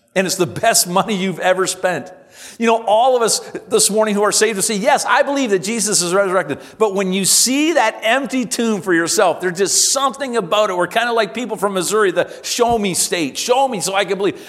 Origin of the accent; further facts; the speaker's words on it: Simcoe, Ontario, Canada; as a boy growing up in Simcoe